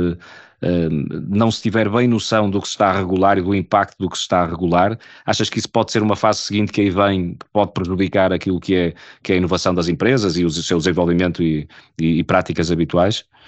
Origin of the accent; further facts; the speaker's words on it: Portugal; enquanto portugueses